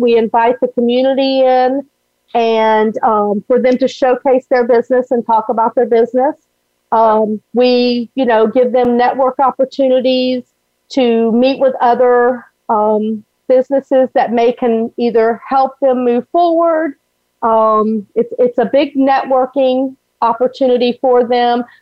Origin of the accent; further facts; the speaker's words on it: Alabama, United States; now in Florida, United States; I grew up in Alabama